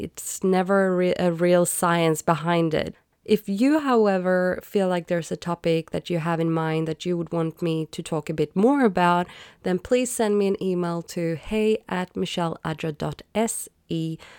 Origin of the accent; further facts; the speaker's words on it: Sweden; I grew up in Sweden where I was taught Swedish, English, math